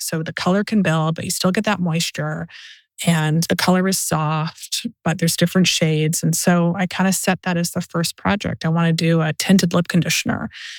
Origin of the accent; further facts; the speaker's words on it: Canada; now in East Hollywood, United States; And I am a foreigner. Like I'm Canadian and Canadians and Americans are similar, but to get into the United States, it's not easy.